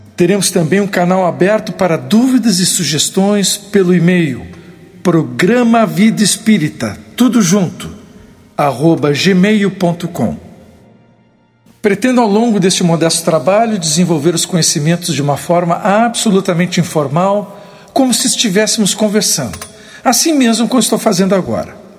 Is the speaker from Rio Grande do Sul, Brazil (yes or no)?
yes; Porto Alegre, Rio Grande do Sul, Brazil; sou gaúcho de Porto Alegre